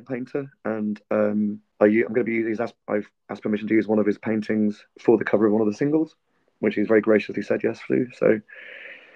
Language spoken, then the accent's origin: English; United Kingdom; now in Georgia; I'm from a privileged post-imperial island that exercises far too much power overseas for its own good